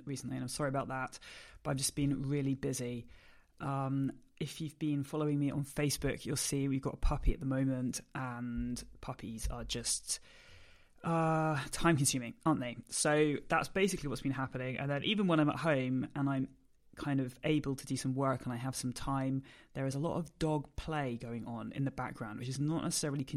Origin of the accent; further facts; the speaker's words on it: United Kingdom; I'm a British force-free gundog trainer.